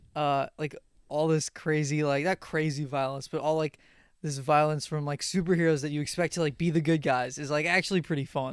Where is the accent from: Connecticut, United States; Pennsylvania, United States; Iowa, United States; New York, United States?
New York, United States; Long Island; we're both from Long Island.